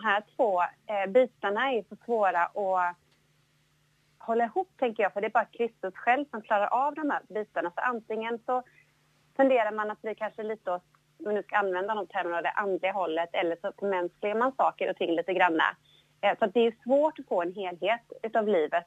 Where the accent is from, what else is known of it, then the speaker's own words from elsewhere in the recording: Jönköping, Jönköping County, Sweden; Jag är ju född då i, i Jönköping, eller lite utanför, i, i Bankeryd, Trånghalla